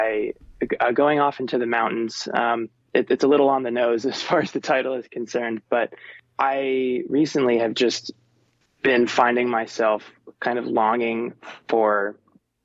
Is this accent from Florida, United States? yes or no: yes; Florida Keys, United States; moved away as an adult; also born or lived in Nashville; now in Los Angeles, United States; I'm from the Florida Keys, where I'm just surrounded by ocean